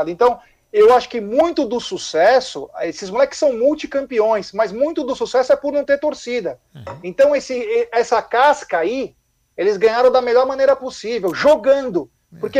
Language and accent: Portuguese; José Bonifácio, São Paulo, Brazil; O moço aí de São José do Rio Preto, sou de José Bonifácio, bem próximo aí, 40 ah, quilômetros.